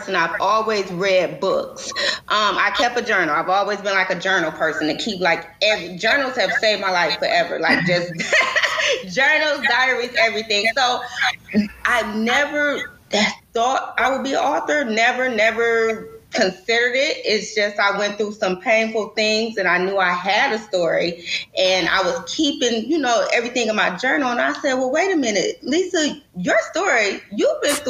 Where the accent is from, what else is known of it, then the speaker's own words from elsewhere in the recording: Detroit, Michigan, United States; I am from Detroit